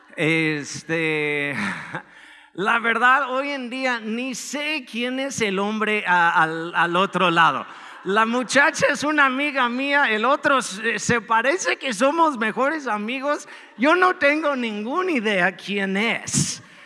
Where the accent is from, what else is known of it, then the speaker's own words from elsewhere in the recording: Chicago, Illinois, United States; now in Mexico; Soy de Chicago, este, originalmente